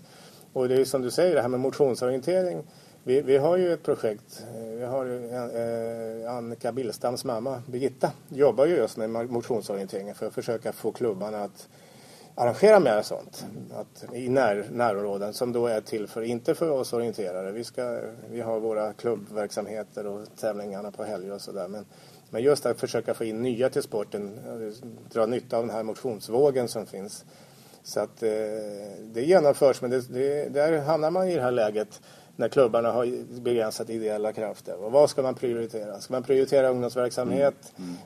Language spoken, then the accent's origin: Swedish; Stockholm, Stockholm County, Sweden; vi infödda stockholmare